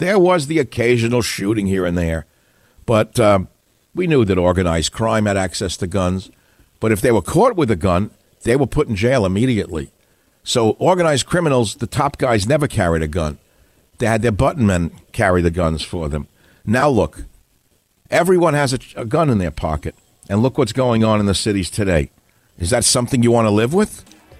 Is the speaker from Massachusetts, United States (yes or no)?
no; New York, United States; I grew up in New York